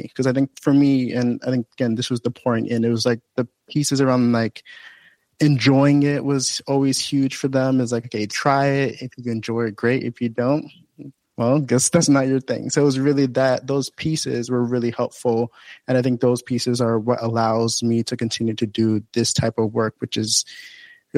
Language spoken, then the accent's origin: English; New Jersey, United States; I grew up in Acclaim, New Jersey, as my home base. So that's really where I grew up and got to really jump into life since I was around second grade